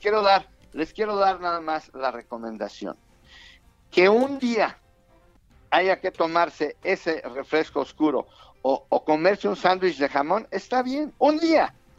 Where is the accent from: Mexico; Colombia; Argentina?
Mexico; los mexicanos